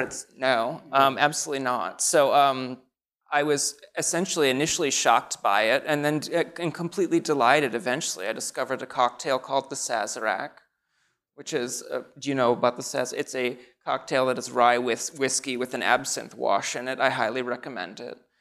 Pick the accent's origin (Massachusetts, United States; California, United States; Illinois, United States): Illinois, United States; Naperville; moved away; I grew up in Naperville, Illinois, which is a suburb of Chicago